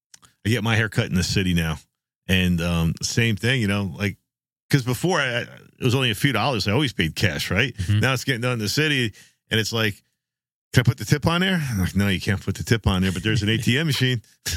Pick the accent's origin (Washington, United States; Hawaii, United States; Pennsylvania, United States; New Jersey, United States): New Jersey, United States; Jersey Shore; I enjoyed growing up on the Jersey Shore. There's just some, you know, something special about it, you know? Just feels like home.